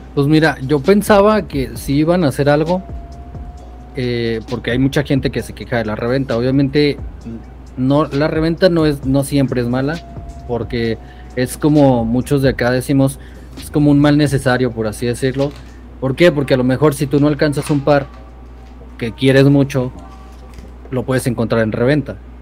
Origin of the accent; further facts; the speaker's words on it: Durango, Mexico; yo vivo acá en, Durango. Soy de Durango.